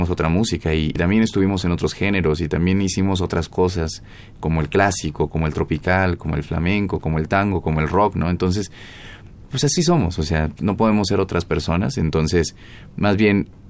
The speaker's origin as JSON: {"language": "Spanish", "country": "Mexico", "said": "Somos mexicanos y nos gustaría poder juntar, independientemente de sea música mexicana o no, como una nueva identidad también en la cuestión de nuestro sonido hacia una aportación al jazz."}